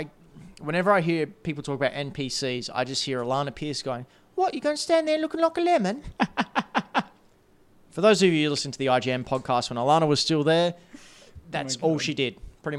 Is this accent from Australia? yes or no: yes; Australia; I'm Australian.